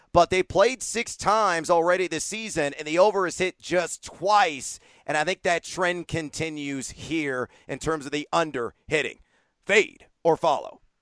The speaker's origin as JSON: {"language": "English", "region": "Southern Texas", "country": "United States", "tie": "born or raised there", "said": "I grew up in Southern Texas"}